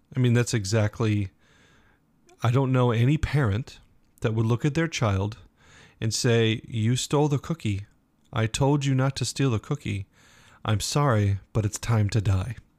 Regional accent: United States; we, as Americans

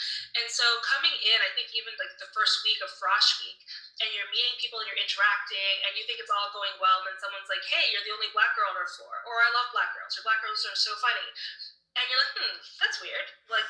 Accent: Toronto, Ontario, Canada; moved away as an adult; also born or lived in London, Ontario; I came from Toronto

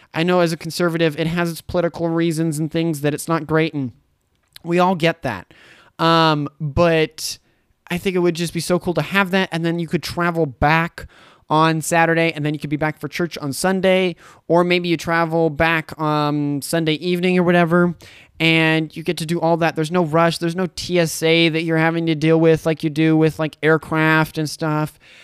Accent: Boise, Idaho, United States; now in Caldwell, United States; I lived in Boise for fifteen years. I grew up there.

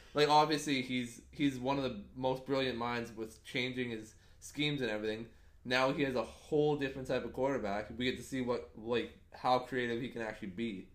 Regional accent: Canada; as a Canadian

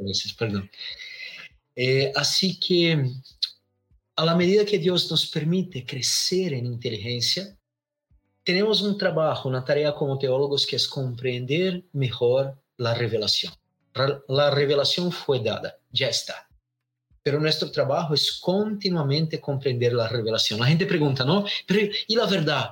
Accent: Londrina, Paraná, Brazil; Spanish is a second language; Soy acá de Brasil, del sur de Brasil, una pequeña ciudad llamada Londrina.

